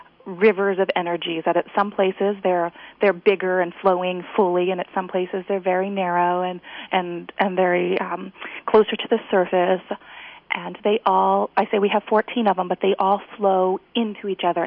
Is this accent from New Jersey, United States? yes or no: no; Ohio, United States; moved away as an adult; also born or lived in Japan; now in Gresham, United States; I'm from Ohio in the Midwest originally.